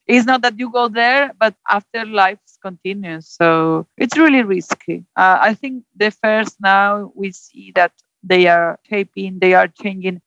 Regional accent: Zaragoza, Aragon, Spain; English is a second language; moved away as an adult; also born or lived in London; now in Santander, Spain; I'm from Zaragoza. It's more or less in between Barcelona and Madrid

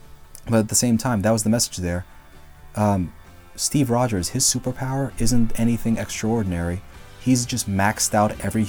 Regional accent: Philippines; If you didn't know, I'm Filipino.

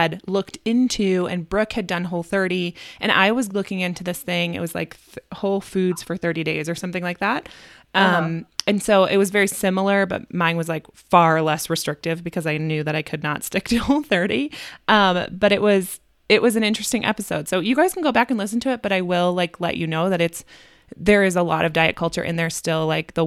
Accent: Midwest, United States; We're from the Midwest, but we also say y'all

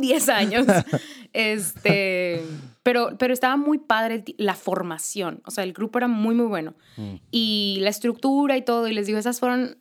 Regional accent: Monterrey, Nuevo León, Mexico; aquí en Monterrey, eh, porque soy de aquí de Monterrey

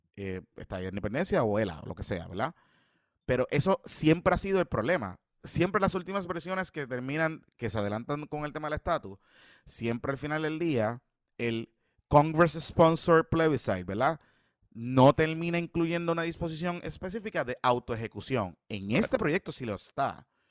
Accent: Puerto Rico

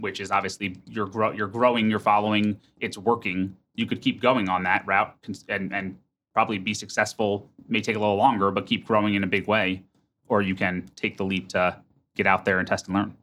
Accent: United States; now in Minneapolis, United States; I'm from New York or New Jersey

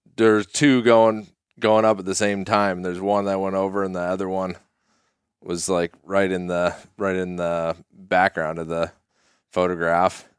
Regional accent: Sun Valley, Idaho, United States; moved away; also born or lived in Colorado; I grew up ski racing in Sun Valley, Idaho

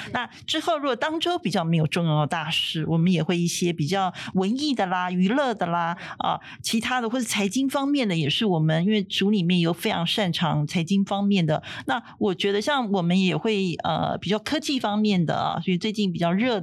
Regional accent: Taiwan; 我们台湾人民

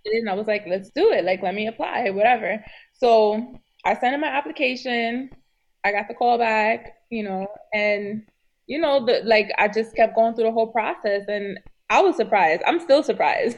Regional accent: New York City, New York, United States; I'm from New York City

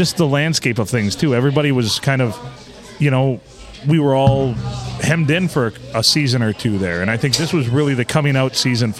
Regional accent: Deckerville, Michigan, United States; I grew up in Deckerville, small town.

